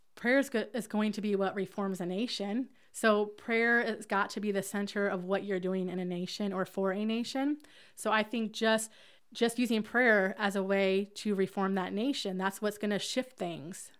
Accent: Hamilton, Alabama, United States; I'm from Hamilton, Alabama, where I'm a part of the Ramp

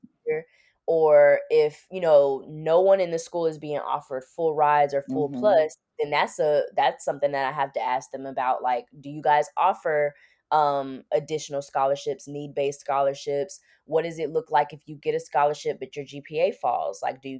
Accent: Miami, Florida, United States; I'm also like from Miami, so I have family in rural areas, but I'm more comfortable around like city life.

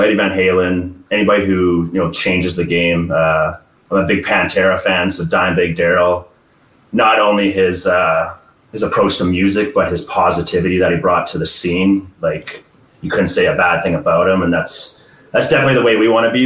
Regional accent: Edmonton, Alberta, Canada; we're from Edmonton, Alberta, Canada

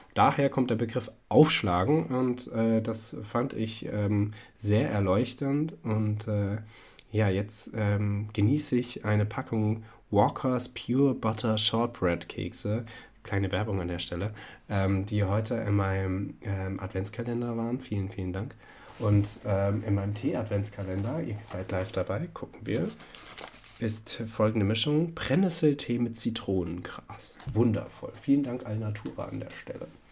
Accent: Hesse, Germany; als Hesse

